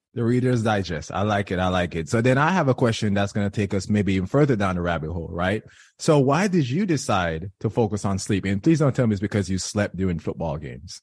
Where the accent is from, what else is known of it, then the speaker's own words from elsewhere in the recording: Jamaica; I was raised in Jamaica